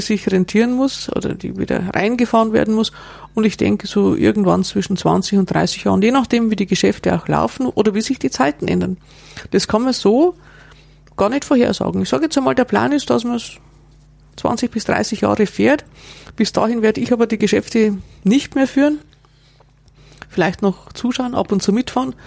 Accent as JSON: {"language": "German", "region": "Bavaria", "country": "Germany", "said": "bei uns in Bayern"}